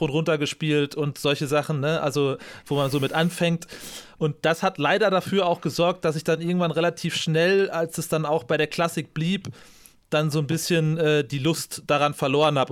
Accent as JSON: {"language": "German", "town": "Münster", "region": "North Rhine-Westphalia", "country": "Germany", "tie": "born or raised there", "said": "ich bin gebürtiger Münsteraner"}